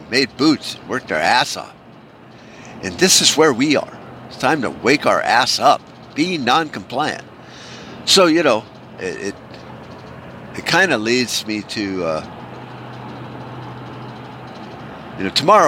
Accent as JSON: {"language": "English", "country": "United States", "said": "as American patriots"}